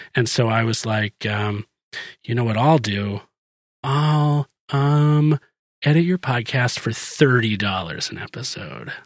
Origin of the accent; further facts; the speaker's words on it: New Hampshire, United States; moved away; I was born in New Hampshire